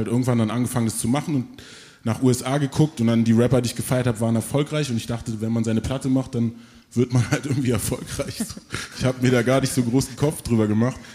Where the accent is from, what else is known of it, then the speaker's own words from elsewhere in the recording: Berlin, Germany; also born or lived in Frankfurt; ich bin in Frankfurt geboren, in Berlin dann aufgewachsen, Berlin Morbid